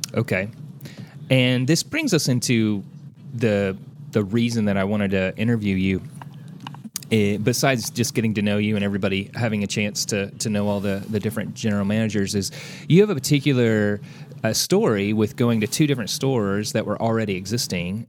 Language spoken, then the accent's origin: English; Santa Claus, Indiana, United States; I grew up in Santa Claus, Indiana